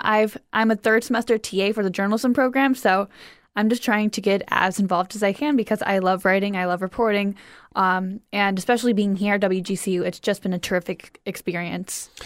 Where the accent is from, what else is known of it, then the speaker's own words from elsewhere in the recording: Cleveland, Ohio, United States; moved away; I grew up in Cleveland, Ohio.